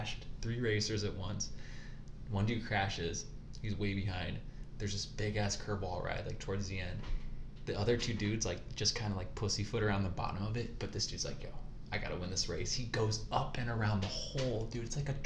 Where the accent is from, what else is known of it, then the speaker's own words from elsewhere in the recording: United States; I'm American. My family heritage comes from England, Scotland, some Germany